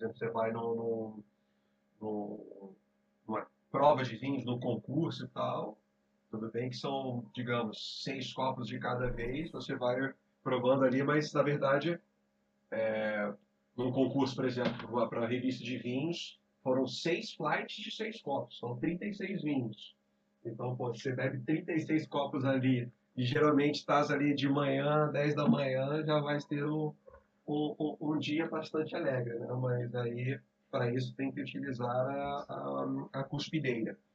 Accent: Belo Horizonte, Minas Gerais, Brazil; born there; also born or lived in Rio de Janeiro; eu sou nascido em Belo Horizonte, Minas Gerais. Mas é, vivi em todos os lados do Brasil. Mas passei a maior parte da minha vida é, no Rio de Janeiro.

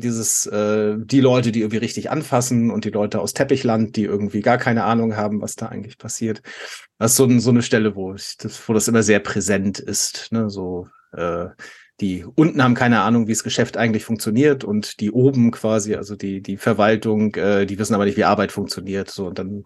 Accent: Germany; als Deutscher

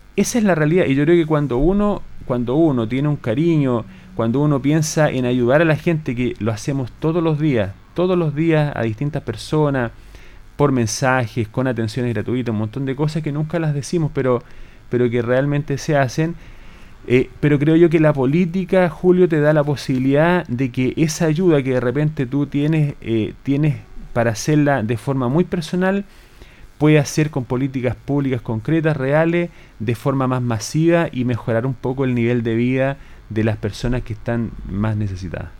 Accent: Colbún, Maule, Chile; Yo soy de Colbún originario, estudié en el liceo comercial también acá

